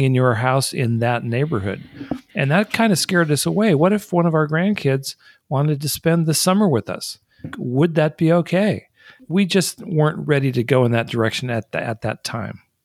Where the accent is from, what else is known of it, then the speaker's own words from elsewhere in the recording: Colorado Springs, Colorado, United States; they've got one in my hometown